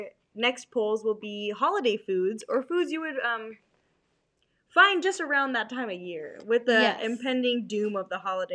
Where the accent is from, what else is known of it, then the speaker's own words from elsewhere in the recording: Los Angeles, California, United States; I'm from like the LA area, like LA County.